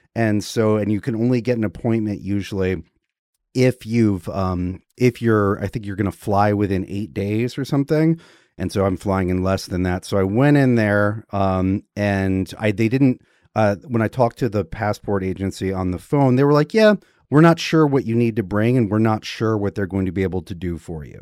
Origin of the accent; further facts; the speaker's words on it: Georgia, United States; the state of Georgia, where I was born